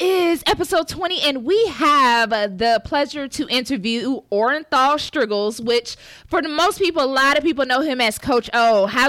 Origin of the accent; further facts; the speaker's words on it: Georgia, United States; I'm from Georgia